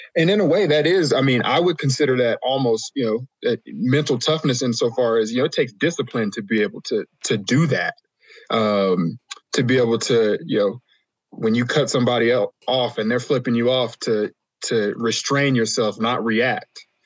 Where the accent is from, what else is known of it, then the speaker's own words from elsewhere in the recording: Las Vegas, Nevada, United States; when I was growing up in Vegas